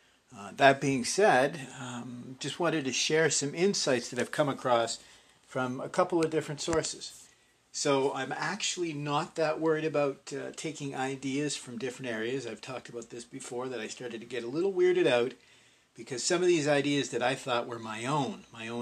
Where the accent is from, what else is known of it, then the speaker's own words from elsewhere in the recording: Canada; because I'm Canadian, I had a much stronger emphasis in my education placed on Northrop Frye